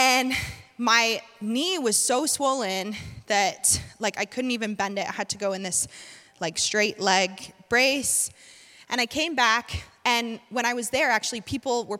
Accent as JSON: {"language": "English", "region": "North Carolina", "country": "United States", "said": "I'm from North Carolina"}